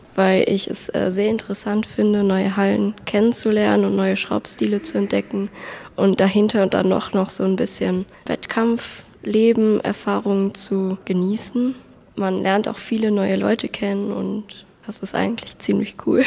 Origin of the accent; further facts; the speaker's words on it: Wesseling, North Rhine-Westphalia, Germany; ich komme aus Wesseling